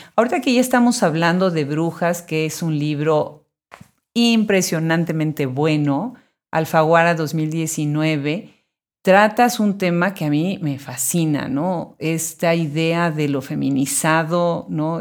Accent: Mexico; los que nacimos en México

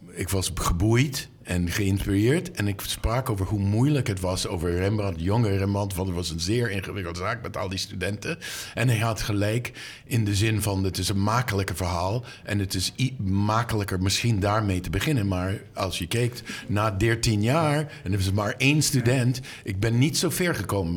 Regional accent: Boston, Massachusetts, United States; Dutch is a second language; moved away; Ik ben opgegroeid in Boston. Ik ging naar de Isabella Stewart Gardner Museum als kind

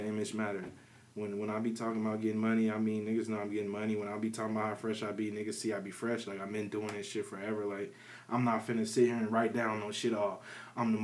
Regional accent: Peoria, Illinois, United States; I'm from Peoria, Illinois. I grew up in the Village Green

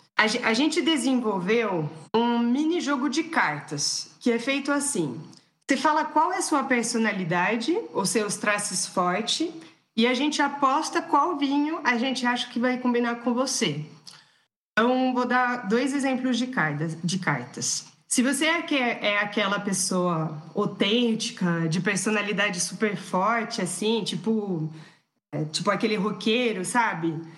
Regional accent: France; Portuguese is a second language; moved away as an adult; now in Brazil; nós dois somos franceses, a gente cresceu na França

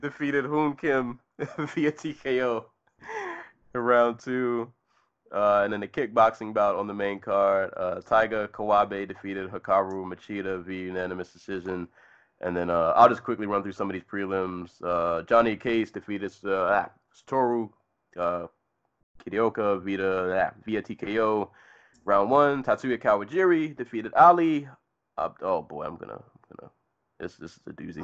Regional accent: Maryland, United States; this took place in my home state. Uh, these two gentlemen fought about 20 minutes away from where I live

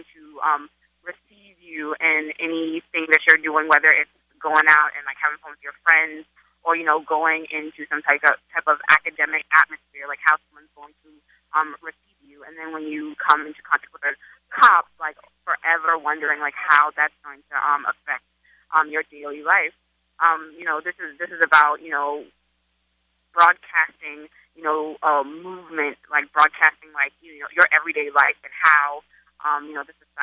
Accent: Charleston, South Carolina, United States; now in New York, United States; growing up in Charleston

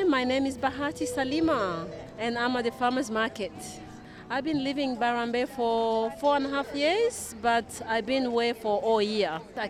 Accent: Rwanda; now in Australia; I'm from Rwanda.

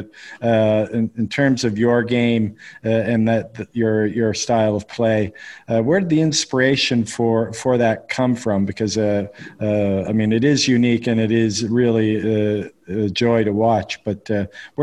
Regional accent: Canada; now in United Arab Emirates; I live in the UAE, as I mentioned to you, and I'm from Canada, though

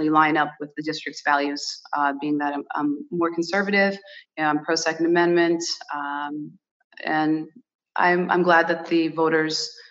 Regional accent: Rhode Island, United States; first language Portuguese; English is a second language; really great childhood surrounded by the Portuguese community, and I'm really blessed to say that you know, I was born in America, but my heritage, my Portuguese heritage, is so rich, and I'm so proud of it.

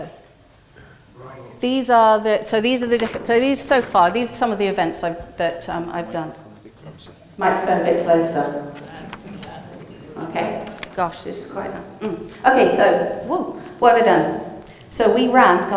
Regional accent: Glastonbury, South West England, United Kingdom; moved away; I grew up in Glastonbury

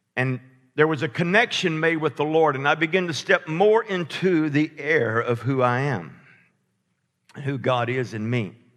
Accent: Alabama, United States; I'm from Alabama

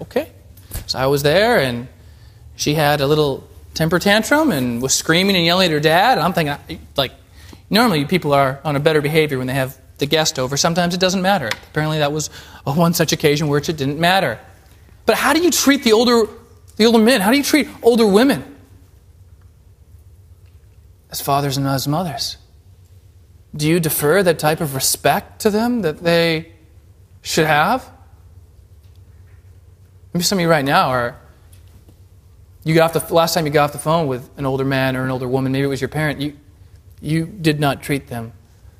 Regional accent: Alaska, United States; moved away; I'm from Alaska

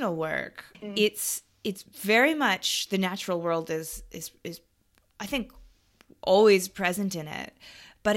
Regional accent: Pacific Northwest, United States; I grew up in the Pacific Northwest, you know, Seattle, Portland area

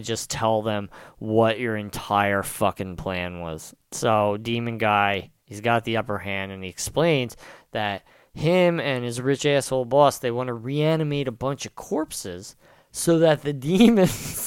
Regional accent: Pennsville, New Jersey, United States; This is my hometown I'm talking about, and it's a shithole

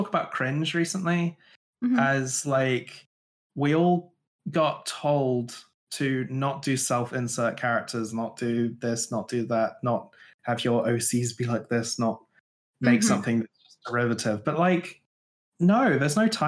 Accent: Glastonbury, South West England, United Kingdom; I grew up in Glastonbury

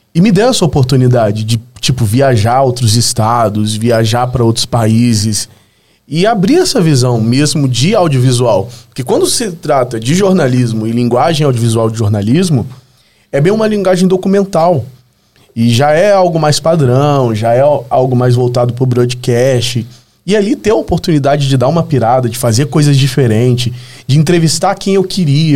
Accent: Volta Redonda, Rio de Janeiro, Brazil; moved away as an adult; now in São Paulo, Brazil; Eu sou do Rio de Janeiro, do interior do Rio. Nasci no interior, uma cidade chamada Volta Redonda.

